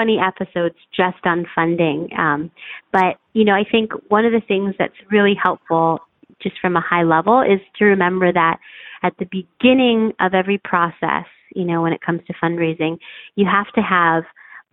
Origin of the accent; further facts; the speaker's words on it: United States; I'm from the United States